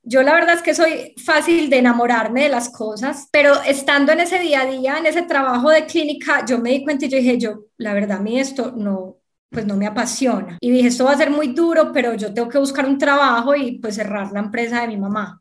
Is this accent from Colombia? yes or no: yes; Medellín, Antioquia, Colombia; accent: paisa; also born or lived in Sahagún, Córdoba; crecí y estudié en Medellín, tanto el colegio como la universidad